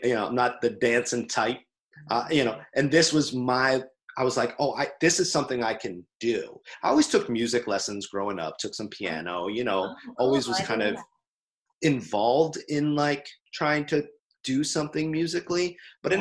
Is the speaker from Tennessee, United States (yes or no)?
no; Lawrence, Massachusetts, United States; I grew up in Lawrence, Massachusetts